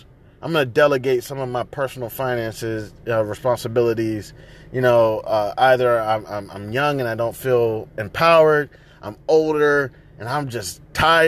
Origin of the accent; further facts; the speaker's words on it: United States; I identify as American